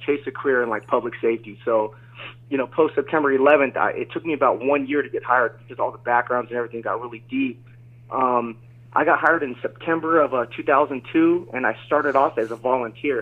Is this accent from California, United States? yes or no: yes; Marina, California, United States; moved away as an adult; also born or lived in San Jose, California; now in Las Vegas, United States; I was born in San Jose, California, and I grew up in the Central Coast